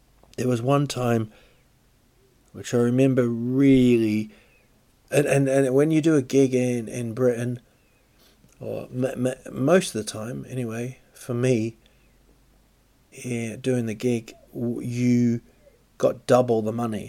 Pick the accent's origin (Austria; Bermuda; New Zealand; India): New Zealand; Rotorua, Bay of Plenty; moved away; also born or lived in England; It's in Rotorua. It's my hometown, really. I was born in England, but this is where I went to school and stuff in New Zealand.